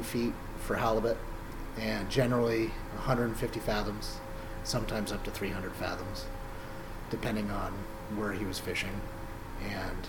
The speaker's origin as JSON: {"language": "English", "town": "Petersburg", "region": "Alaska", "country": "United States", "tie": "born or raised there", "said": "I was born and raised in Petersburg"}